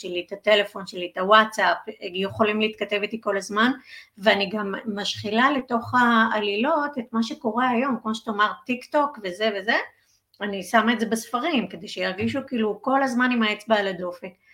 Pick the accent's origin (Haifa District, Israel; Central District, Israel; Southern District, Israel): Central District, Israel; Udim; גדלתי במושב אודים